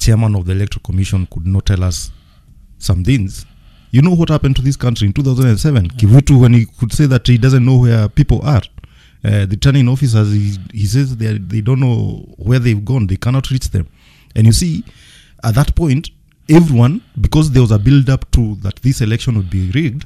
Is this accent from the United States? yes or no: no; Kenya; As a Kenyan